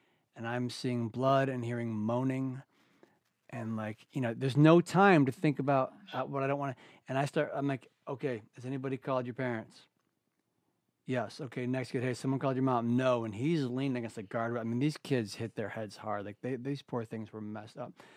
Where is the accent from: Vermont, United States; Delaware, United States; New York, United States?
New York, United States; Ithaca and Auburn; also born or lived in West Coast; I was born on the West Coast. I was raised in the East, you know, and I was like 10 years old. We moved from Ithaca, New York, where I live now, which is a progressive community. Mm-hmm. We moved to a conservative blue-collar town called Auburn, New York